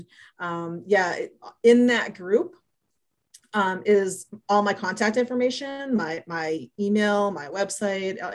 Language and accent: English; New England, United States; I grew up in New England.